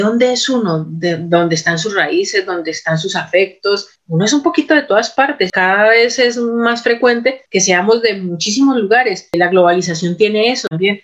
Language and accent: Spanish; Buga, Valle del Cauca, Colombia; moved away as an adult; also born or lived in Palmira / Tuluá / Cali / Bogotá; now in Las Palmas de Gran Canaria, Spain; yo nací en una ciudad que se llama Palmira, en el Valle del Cauca, pero nunca viví en esa ciudad. Y yo crecí en Buga